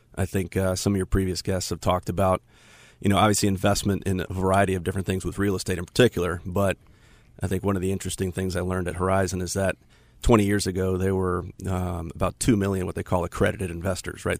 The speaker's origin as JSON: {"language": "English", "town": "Tampa", "region": "Florida", "country": "United States", "moved": "yes", "lives_now": "Charlotte, United States", "said": "I'm from Tampa originally"}